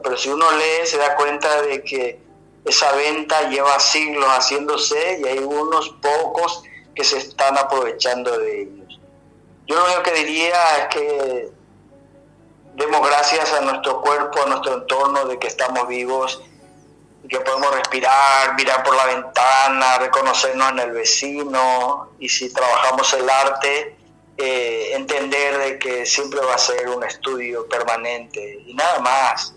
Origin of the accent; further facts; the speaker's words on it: Paraguay; moved away as an adult; also born or lived in Europe; mi pueblo. Yo vivía en un pueblo a 130 kilómetros de, Asunción